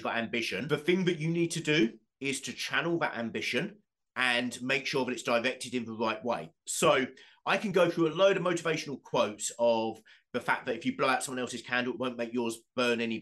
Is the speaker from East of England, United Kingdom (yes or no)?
yes; Southend-on-Sea, East of England, United Kingdom; Southend United, my hometown football club